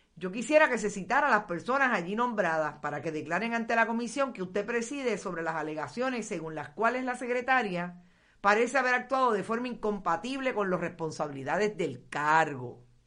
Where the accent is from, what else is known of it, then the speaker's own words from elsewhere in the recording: Aguada, Puerto Rico; mi pueblo en Aguada